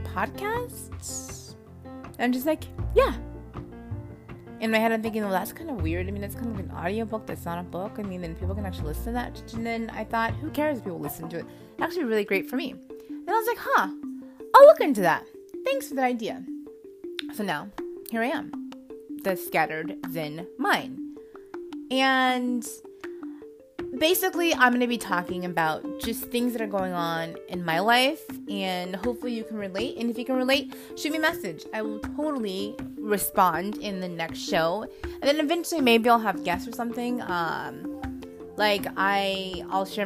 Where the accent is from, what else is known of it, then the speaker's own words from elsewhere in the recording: California, United States; now in Oklahoma City, United States; I am from California, but I live in Oklahoma City right now for work